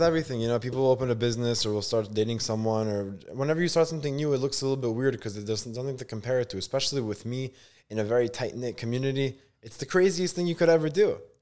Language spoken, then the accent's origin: English; New York City, New York, United States; born or raised there; also born or lived in Israel